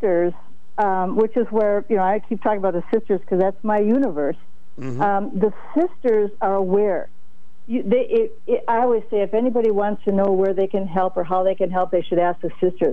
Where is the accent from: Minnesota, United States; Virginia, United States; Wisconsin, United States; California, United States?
Minnesota, United States; St. Paul; I'm from St. Paul, Minnesota